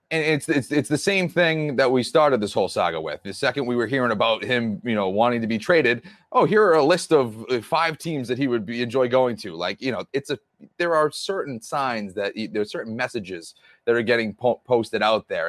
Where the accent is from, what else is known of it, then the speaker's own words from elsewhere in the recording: Boston, Massachusetts, United States; I'm from Boston